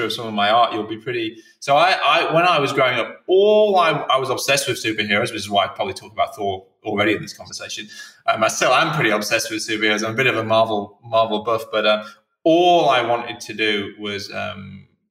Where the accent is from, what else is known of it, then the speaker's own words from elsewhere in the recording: England, United Kingdom; being English